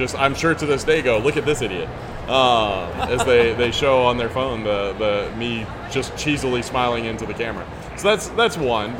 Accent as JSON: {"language": "English", "region": "the South", "country": "United States", "also_born_or_lived": "Japan", "accent": "Southern", "moved": "as an adult", "said": "And because I was from the South, and I got to teach them Southern."}